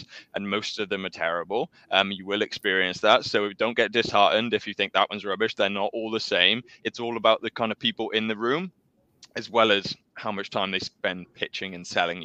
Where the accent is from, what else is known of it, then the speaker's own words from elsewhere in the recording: South Wales, United Kingdom; My background, I'm from South Wales.